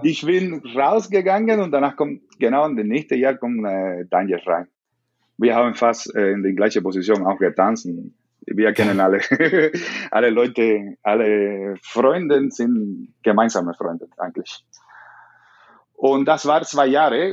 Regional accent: Camagüey, Cuba; German is a second language; moved away as an adult; also born or lived in Esmeralda, Camagüey / Havana; now in Germany; ich bin in Camagüey geboren, ich bin in Camagüey.

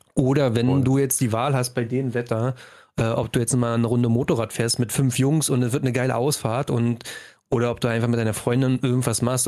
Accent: Brandenburg, Germany; es gibt nicht viel Zivilisation mhm. bei uns in Brandenburg

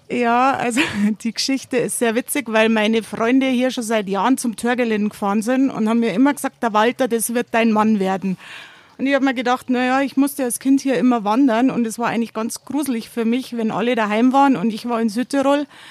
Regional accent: Erding, Bavaria, Germany; now in Tramin, Italy; eigentlich komme ich ja aus Erding vom Bier, bin jetzt übergelaufen zum Wein

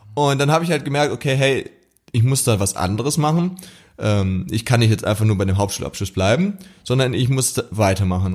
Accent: near Stuttgart, Baden-Württemberg, Germany; ich komme aus der Nähe von Stuttgart

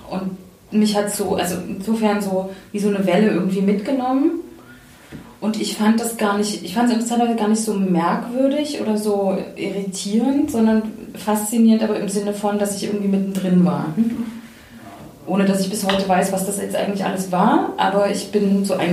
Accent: Leipzig, Saxony, Germany; Ich bin in Leipzig groß geworden und weiß noch, dass ich in irgendeinem so Haus war, so ein Künstlerinnenhaus

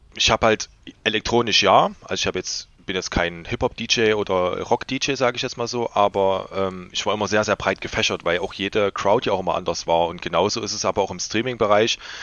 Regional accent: Leipzig, Saxony, Germany; als äh, Leipziger

